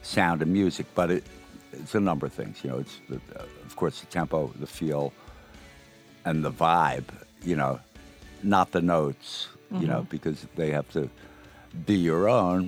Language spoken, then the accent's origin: English; Rockland County, New York, United States; also born or lived in Brooklyn, New York City; we hail from Rockland County. You know, born in New York City, born in Brooklyn. And then ended up in the suburbs